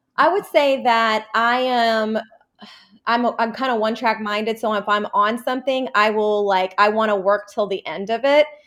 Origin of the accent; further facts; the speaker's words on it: Atlanta, Georgia, United States; also born or lived in Jordan; I was born in Jordan, and we moved to Atlanta when I was five, and I've been living here ever since